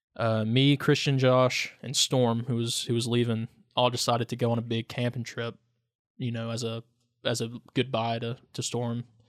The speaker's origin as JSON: {"language": "English", "area": "Lee County", "region": "Virginia", "country": "United States", "tie": "born or raised there", "lives_now": "Wise, United States", "said": "I grew up in Lee County"}